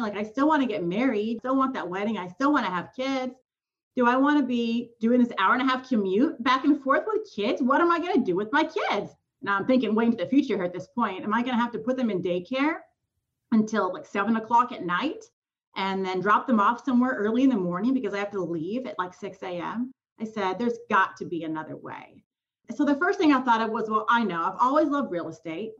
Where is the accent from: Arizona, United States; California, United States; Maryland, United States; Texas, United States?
California, United States; Southern; moved away as an adult; now in Memphis, United States; I was born and raised in California, SoCal, moved to Memphis. This is our eighth year here